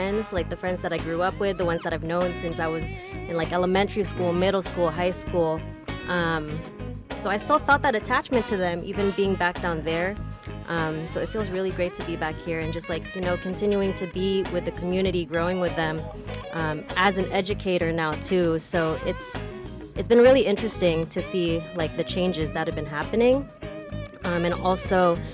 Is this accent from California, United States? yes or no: yes; Union City, California, United States; moved away as an adult; also born or lived in Long Beach; now in Oakland, United States; I grew up in Union City, so just about 30 minutes south of where I'm working at right now in Oakland.